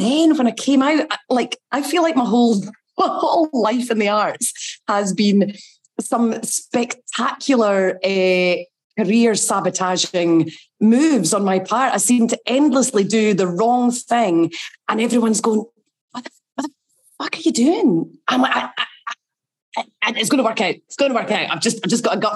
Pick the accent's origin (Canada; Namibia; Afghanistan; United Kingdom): United Kingdom; Glenrothes, Scotland; I was brought up in Glenrothes in Fife